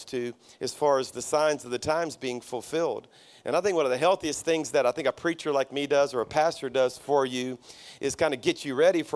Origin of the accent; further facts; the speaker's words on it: South Louisiana, United States; now in Birmingham, United States; my church is in Birmingham, Alabama, but I'm a Cajun from South Louisiana